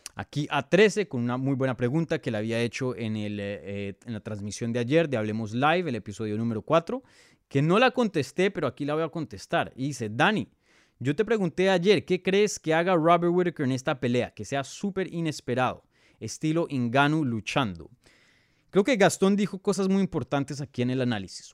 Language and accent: Spanish; Bogotá, Colombia; now in United States; yo soy de Bogotá, yo soy nacido, criado en Bogotá, pero hoy día vivo en los Estados Unidos